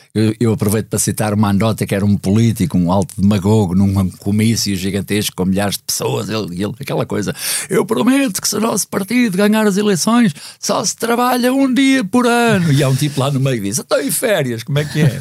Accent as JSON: {"language": "Portuguese", "region": "Lisbon", "country": "Portugal", "also_born_or_lived": "United States", "said": "nós não somos propriamente do bairro operário, somos da Médio-Burguesia e Lisboeta"}